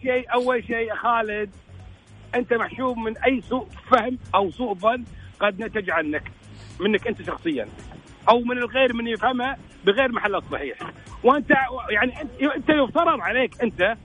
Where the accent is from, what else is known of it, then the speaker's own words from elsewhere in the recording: Kuwait; عندنا في الكويت